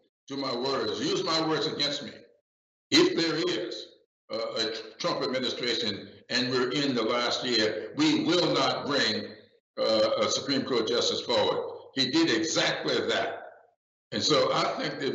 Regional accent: Charleston County, South Carolina, United States; I grew up in Charleston County

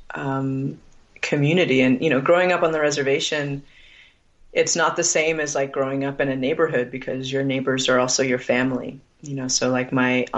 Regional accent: Needles, California, United States; now in Arizona, United States; I now live on the Arizona side, but I grew up on the California side in Fort Mojave, which is on the edge of Needles, California, and the Colorado River

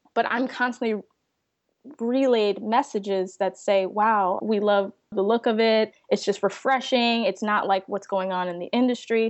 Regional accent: Chicago, Illinois, United States; moved away as an adult; also born or lived in Savannah, Georgia; now in Tampa, United States; I'm from Chicago. I'm currently in Tampa, Florida, working with the company

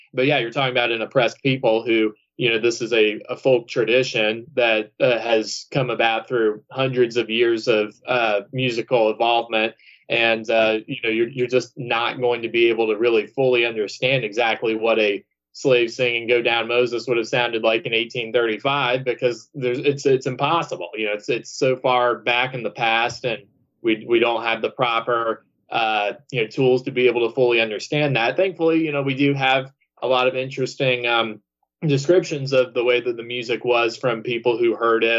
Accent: Georgia, United States; I, am from the South. I mean, I'm from Georgia

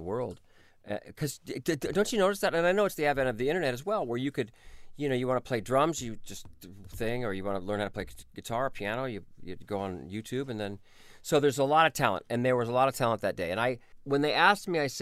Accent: Orange County, California, United States; I grew up in Orange County, which is right near Disneyland

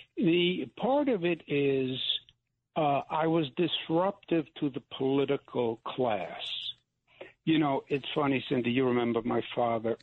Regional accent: New York, United States; I'm from New York

